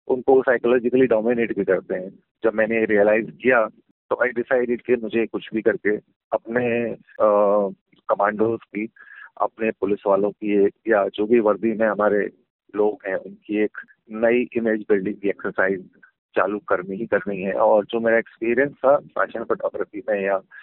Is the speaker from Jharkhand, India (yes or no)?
no; Agra, Uttar Pradesh, India; मैं आगरा शहर से हूँ और वहाँ कंटोनमेंट एरिया में रहता था